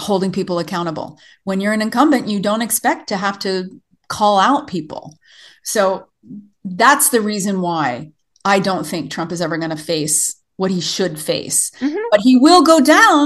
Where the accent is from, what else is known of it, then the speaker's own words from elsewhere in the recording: the South, United States; moved away as an adult; also born or lived in Tennessee / East Coast; now in Montana, United States; I was raised in the South